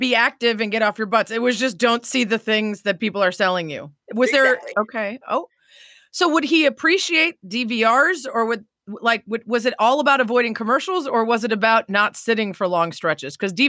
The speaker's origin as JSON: {"language": "English", "area": "suburb of Chicago", "region": "Illinois", "country": "United States", "said": "the suburb of Chicago people just say Chicago. That's where I'm from."}